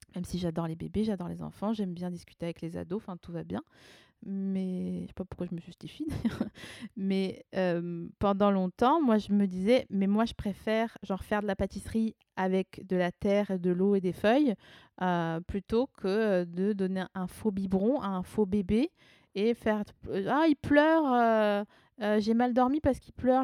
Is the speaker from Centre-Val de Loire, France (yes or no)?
no; Haut-Rhin, Alsace, Grand Est, France; moved away; also born or lived in Vosges; après avoir être née dans les Vosges, j'ai grandi en Alsace, dans le Haut-Rhin.